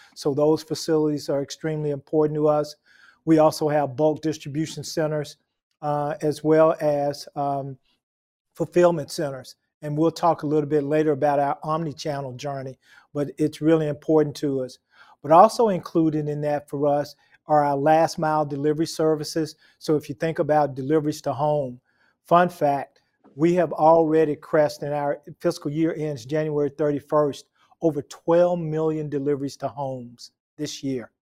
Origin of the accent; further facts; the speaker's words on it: Memphis, Tennessee, United States; I grew up in Memphis, Tennessee